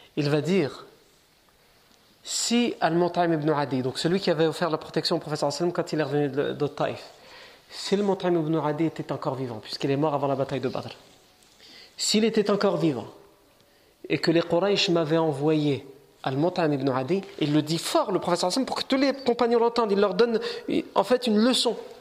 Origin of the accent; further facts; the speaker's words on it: France; on est né ici, on est français, on est chez nous